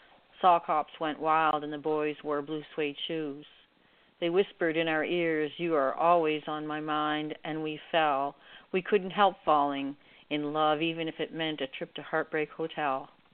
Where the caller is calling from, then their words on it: Canada; calling from Canada.